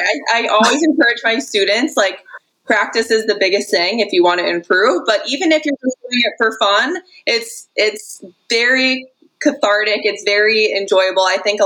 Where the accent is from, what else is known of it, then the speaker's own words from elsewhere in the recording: Connecticut, United States; I'm from Connecticut, yeah.